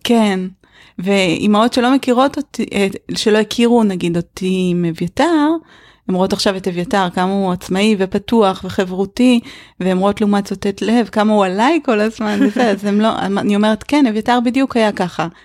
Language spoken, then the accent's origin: Hebrew; Israel; also born or lived in northern Israel; כשגדלתי בקיבוץ